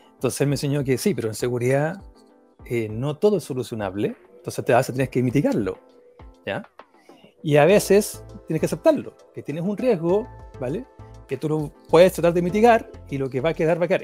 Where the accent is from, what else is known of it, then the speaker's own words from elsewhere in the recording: Talca, Maule, Chile; moved away; yo soy de Talca